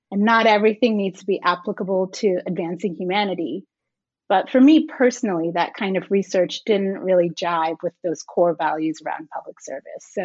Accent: Guyana; also born or lived in Jamaica; So I was born in Jamaica and I spent most of my formative years in Guyana in South America. And it's a fairly impoverished country, but it's also home to a portion of the Amazon rainforest.

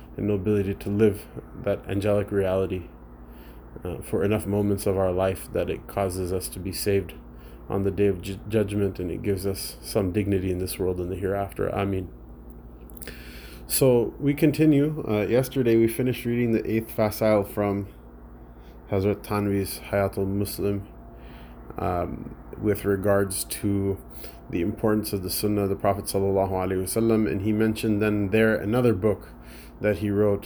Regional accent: United States; as an American, as a whiny American

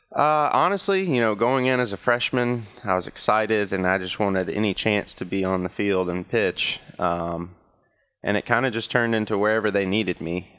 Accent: Danville, Virginia, United States; my hometown

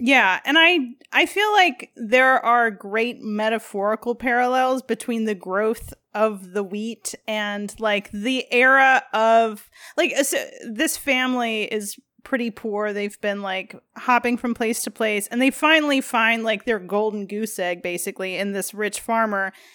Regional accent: Midwest, United States; as a Midwesterner

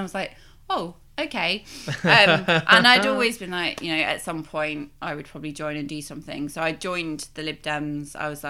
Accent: Nottingham, East Midlands, United Kingdom; moved away as an adult; also born or lived in Devon / Poplar and Limehouse, London; now in London, United Kingdom; I was born in Devon and Mum and Dad moved us up to Nottingham like when I was about four

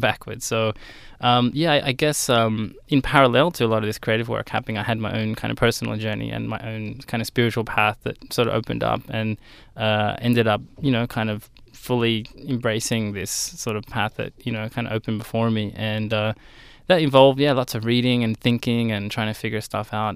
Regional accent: Sydney, New South Wales, Australia; right here in Sydney, uh, around sort of southern Sydney area. And, uh, yeah, I went to high school there

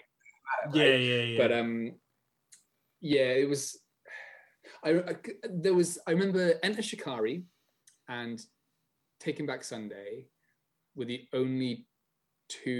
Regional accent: Bath, South West England, United Kingdom; also born or lived in United States; I grew up in Bath

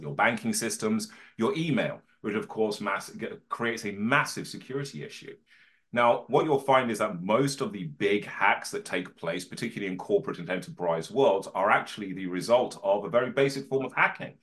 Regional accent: Birmingham, West Midlands, United Kingdom; I was born in Birmingham in the 1980s

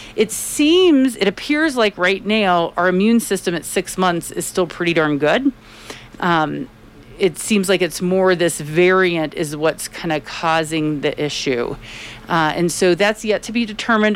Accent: Tampa, Florida, United States; now in Colorado, United States; I am from Florida and it's I'm from Tampa, Florida

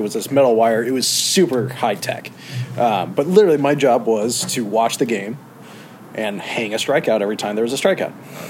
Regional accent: Irvine, California, United States; Yeah, so I'm from Irvine originally. {S0} Okay. {S4} So born and raised there, went to school at Chapman in Orange.

